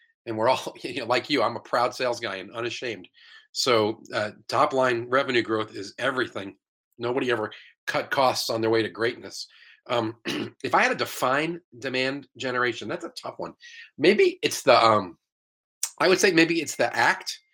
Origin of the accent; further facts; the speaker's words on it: New York, United States; moved away as an adult; now in St. Louis, United States; I'm originally from New York. I've been in St. Louis about 25 years